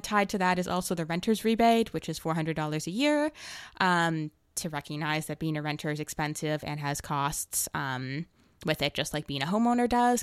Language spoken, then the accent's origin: English; Toronto, Ontario, Canada; moved away as an adult; now in Victoria, Canada; I'm from Toronto originally, and I just moved out here for university